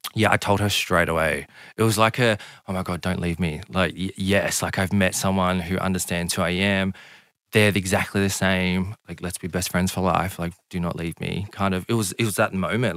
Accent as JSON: {"language": "English", "area": "Southern Highlands", "region": "New South Wales", "country": "Australia", "tie": "born or raised there", "said": "I grew up in a small country town of the Southern Highlands."}